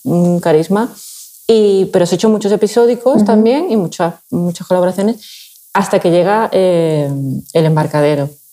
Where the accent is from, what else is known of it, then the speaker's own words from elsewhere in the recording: Seville, Andalusia, Spain; now in Valencia, Spain; soy de Sevilla y es verdad que mi padre de pequeña me llevaba al, equipo que había allí